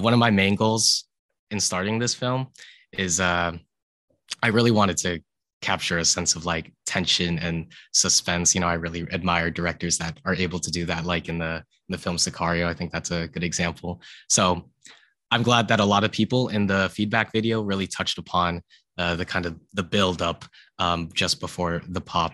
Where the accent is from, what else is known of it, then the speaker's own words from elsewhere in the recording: San Ramon, California, United States; also born or lived in Santa Cruz, California; I'm from San Ramon, California. It's like in the Bay Area.